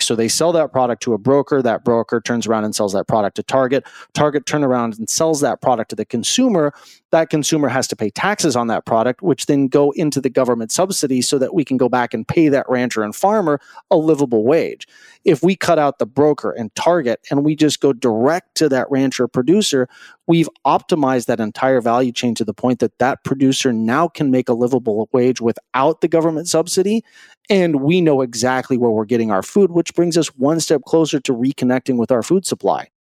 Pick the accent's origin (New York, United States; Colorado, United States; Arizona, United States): Colorado, United States; Greeley; I grew up in Greeley, Colorado